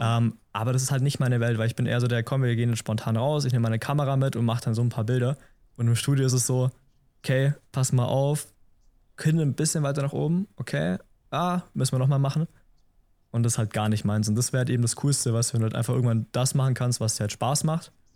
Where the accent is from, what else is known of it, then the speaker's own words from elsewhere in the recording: Memmingen, Bavaria, Germany; Ich komme aus Memmingen im Allgäu